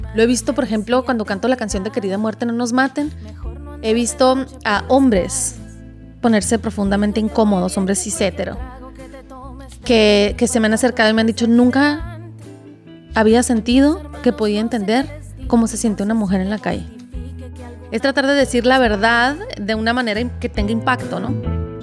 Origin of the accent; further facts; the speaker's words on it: Nogales, Sonora, Mexico; moved away; also born or lived in Guadalajara / Hermosillo; Cuando me fui de, de Nogales, empecé a extrañarlo mucho